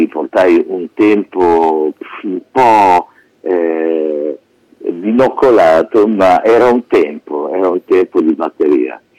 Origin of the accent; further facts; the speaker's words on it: Modena, Emilia-Romagna, Italy; also born or lived in Piacenza; più o meno ci siamo trasferiti a Modena dopo